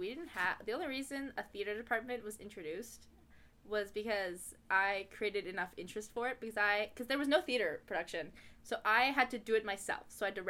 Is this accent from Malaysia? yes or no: yes; Kuala Lumpur, Malaysia; born there; Today I am from Kuala Lumpur, Malaysia.